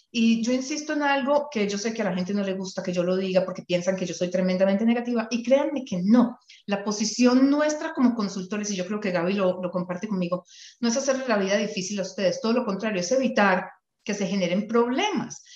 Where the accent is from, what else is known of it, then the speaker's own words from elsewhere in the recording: Colombia; now in Canada; yo conozco algunas cosas de Colombia porque soy colombiana